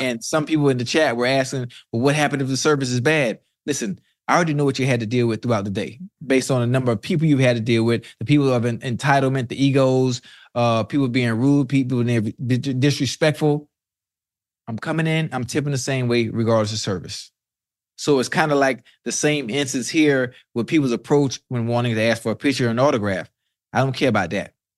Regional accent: Miami, Florida, United States; I'm from Miami

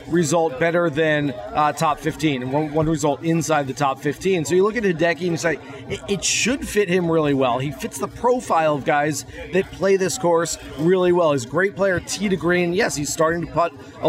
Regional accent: Orlando, Florida, United States; this is my hometown event. I love it here. I live 10 minutes away

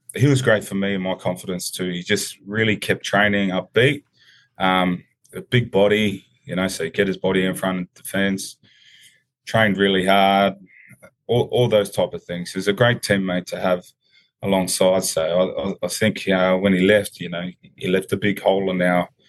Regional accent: Sydney, New South Wales, Australia; also born or lived in New Zealand; I came over from New Zealand at a young age, you know, while I was 4 years old. So we came in and we were in, played in the Balmain Junior League

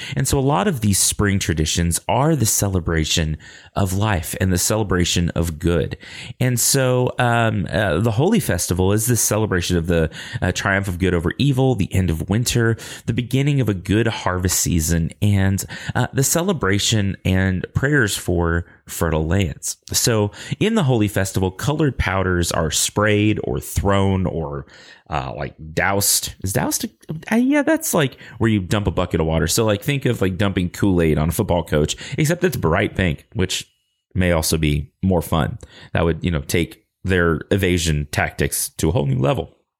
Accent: Lubbock, Texas, United States; accent: Texas drawl; I grew up in Lubbock, America. And so sometimes I talk with a Texas drawl

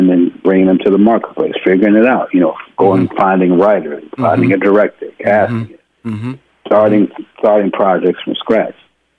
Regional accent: Houston, Texas, United States; I mean, I'm a boy from Houston, Texas.

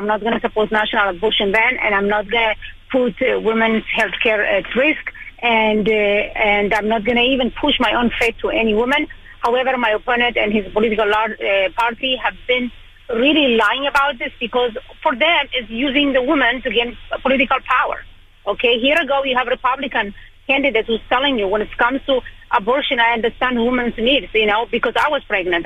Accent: Israel; moved away as an adult; also born or lived in Ethiopia; now in Long Island, United States; I was born in Ethiopia in 1991. It was a civil war when Israel and United States decided to bring me and another 14,500 Ethiopian Jews to Israel. Went to school there

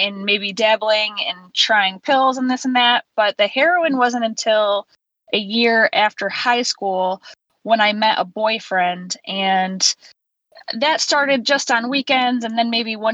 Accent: Central New York, United States; I was born and raised in Central New York, and I still live there now

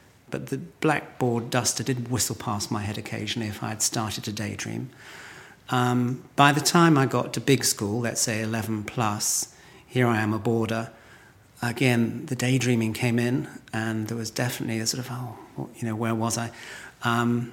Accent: Lottisham, South West England, United Kingdom; also born or lived in Midsomer Norton; I was born in Lottisham, which is only probably 3 miles from where we're sitting.

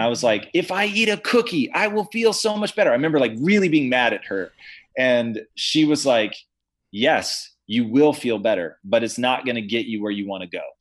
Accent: Tacoma, Washington, United States; I grew up in Tacoma, Washington

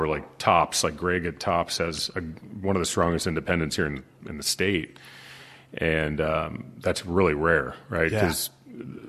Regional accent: Arizona, United States; I was born and raised in Arizona and a lot of family here.

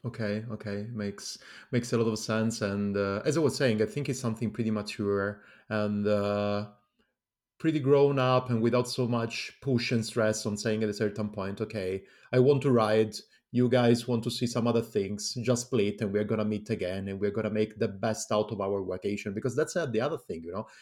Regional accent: Calabria, Italy; English is a second language; I come from Calabria as well.

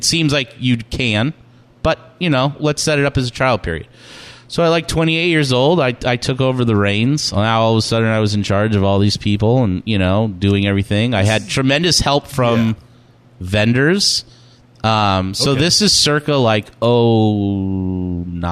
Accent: California, United States; moved away as an adult; now in Maine, United States; I grew up in California. My family are New Yorkers.

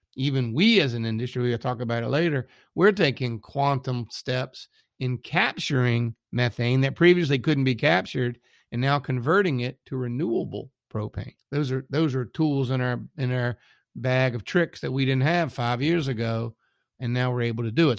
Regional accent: south of the Mason Dixon, United States; accent: Southern; also born or lived in Texas; now in Richmond, United States; I live somewhere south of the Mason Dixon

